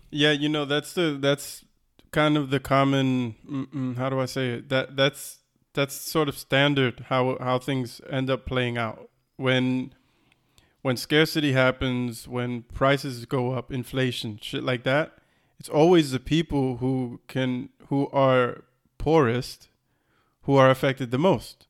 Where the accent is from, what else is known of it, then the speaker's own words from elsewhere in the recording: Florida, United States; we grew up in Florida